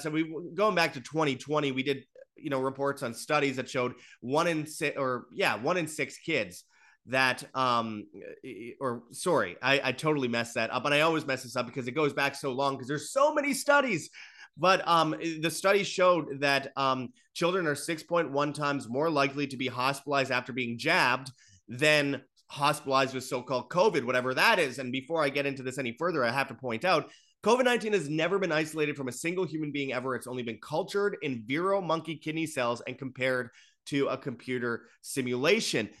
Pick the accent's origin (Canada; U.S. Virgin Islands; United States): Canada; as a Canadian